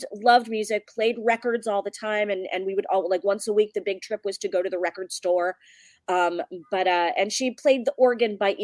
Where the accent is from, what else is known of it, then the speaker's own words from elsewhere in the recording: Wilkes-Barre, Pennsylvania, United States; I grew up in northeastern Pennsylvania. I grew up in Wilkes-Barre, Pennsylvania